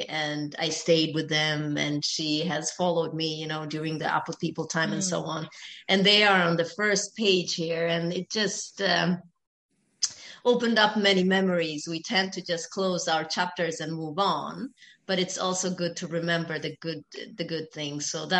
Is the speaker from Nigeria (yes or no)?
no; Ethiopia; I am Ethiopian. I was born in Ethiopia.